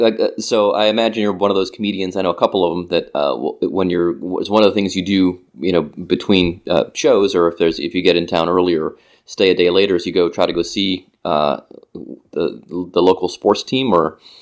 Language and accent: English; Cleveland, Ohio, United States; even growing up in Cleveland, I didn't really have a lot of opportunity. We didn't have a rink until I was in high school, and by then it was too late. If the pond wasn't frozen, you weren't skating in my suburb.